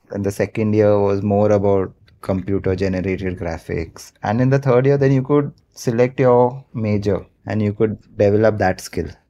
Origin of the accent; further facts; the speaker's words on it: Mumbai, Maharashtra, India; I've born and brought up in Mumbai only, like a proper Bombay boy